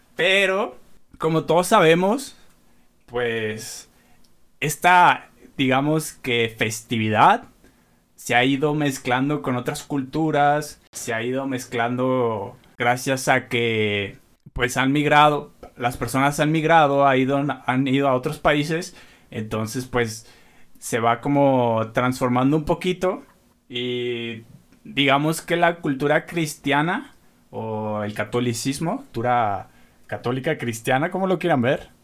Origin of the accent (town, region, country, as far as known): Mexico